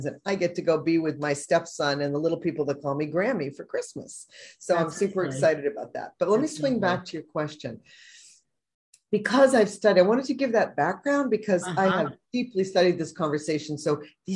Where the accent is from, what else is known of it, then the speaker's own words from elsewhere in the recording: Boston, Massachusetts, United States; moved away as an adult; also born or lived in Vermont / San Francisco; now in San Francisco Bay Area, United States; I'm from New England, I'm from Boston, went to the University of Vermont, traveled out west in the early 80s with a girlfriend to try it out, and I'm still here